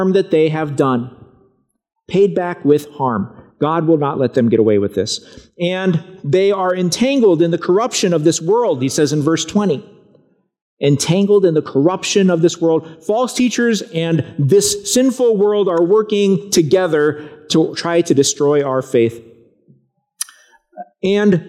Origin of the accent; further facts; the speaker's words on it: Broken Arrow, Oklahoma, United States; When I was a kid, I grew up in Broken Arrow, Oklahoma.